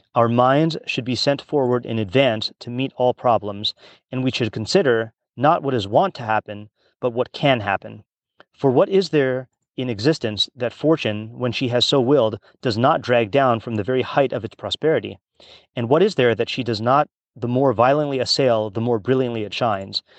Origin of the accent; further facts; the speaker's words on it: Hawaii, United States; I grew up in Hawaii